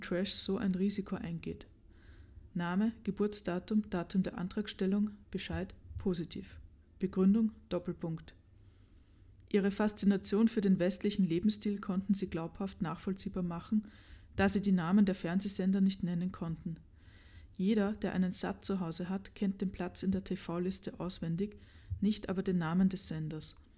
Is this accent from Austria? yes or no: yes; Vienna, Austria; Ich habe meine Jugend wirklich verbracht auf Stehplatzplätzen im Burgtheater